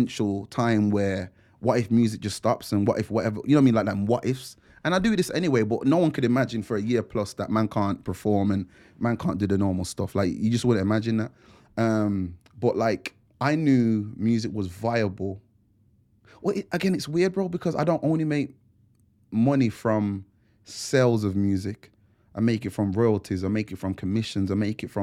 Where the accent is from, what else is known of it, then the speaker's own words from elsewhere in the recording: Wolverhampton, West Midlands, United Kingdom; being from Wolves